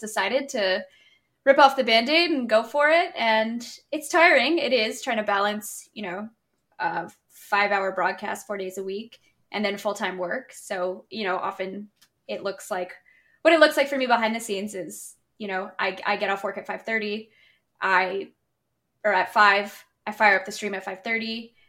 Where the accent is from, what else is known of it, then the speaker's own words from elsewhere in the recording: Canada; I'm from Canada